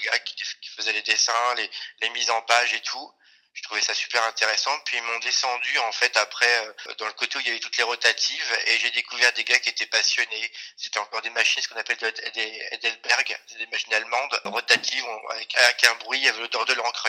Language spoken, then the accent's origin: French; Cholet, Pays de la Loire, France; je suis originaire de, de Cholet